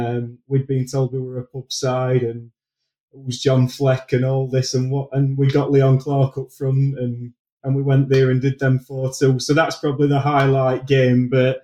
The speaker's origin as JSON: {"language": "English", "town": "Sheffield", "region": "Yorkshire and the Humber", "country": "United Kingdom", "tie": "born or raised there", "accent": "northern", "said": "I'm from Sheffield, born and raised there."}